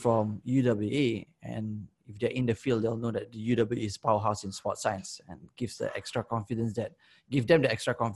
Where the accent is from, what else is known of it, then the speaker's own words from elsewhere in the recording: Singapore; also born or lived in Perth, Australia; As a Singaporean